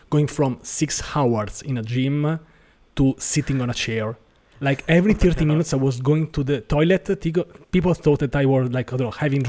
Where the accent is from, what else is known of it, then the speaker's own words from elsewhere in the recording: Rome, Lazio, Italy; from Rome, Italy